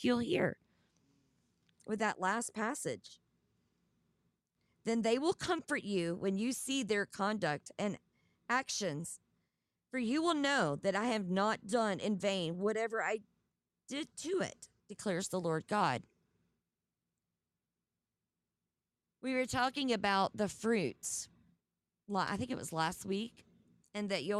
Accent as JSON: {"language": "English", "region": "the South", "country": "United States", "accent": "southern", "said": "My southern accent"}